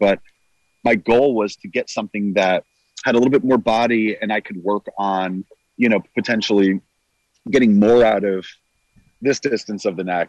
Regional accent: New Jersey, United States; Northern New Jersey.

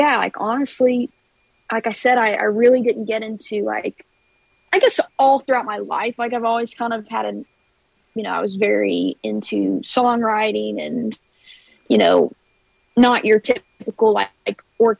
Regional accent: Kentucky, United States; moved away as an adult; now in Nashville, United States; I'm from Kentucky, but I've been here in Nashville for about 6 years.

